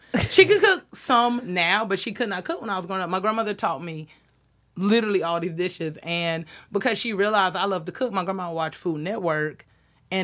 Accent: the South, United States; now in Los Angeles, United States; And, like, I'm from the South, like, small town.

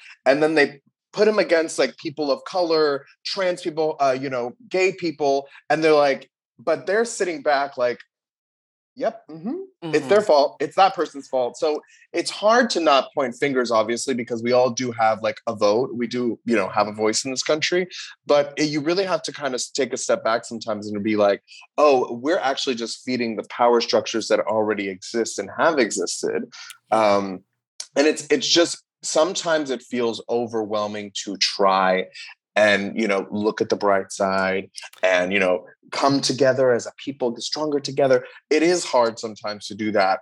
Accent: Miami, Florida, United States; moved away; also born or lived in New York City; I grew up in Miami

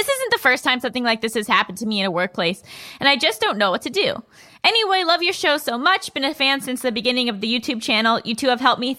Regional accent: New York, United States; I'm from New York

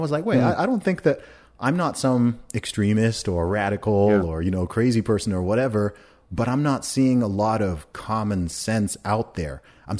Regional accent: Saudi Arabia; I mean, I grew up in Saudi Arabia.

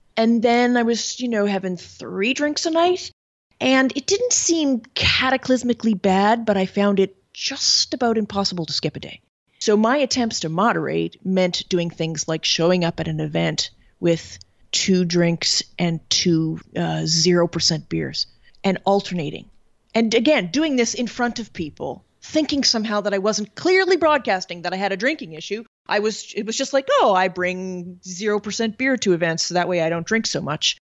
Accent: Canada; moved away as an adult; now in Paris, France; I'm originally from Canada, and I live in Paris, France

